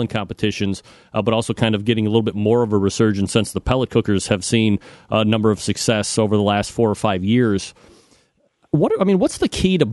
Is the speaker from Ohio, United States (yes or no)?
yes; Cleveland, Ohio, United States; I'm from Cleveland